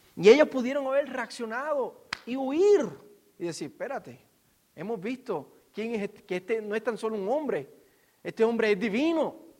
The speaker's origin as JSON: {"language": "Spanish", "country": "Puerto Rico", "said": "yo como puertorriqueño"}